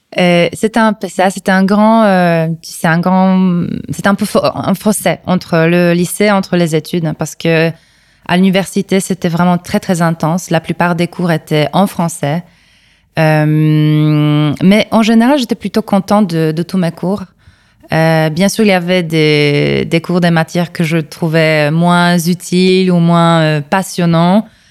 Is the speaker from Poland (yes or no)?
yes; Kraków, Lesser Poland, Poland; French is a second language; Je suis née ici. Euh, c'est ma ville natale, donc euh, à Cracovie, l'ancienne capitale de la Pologne.